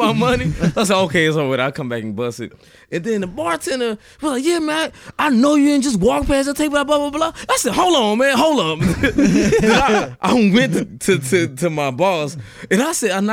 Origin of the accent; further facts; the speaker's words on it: Houston, Texas, United States; now in Denton, United States; I'm from Houston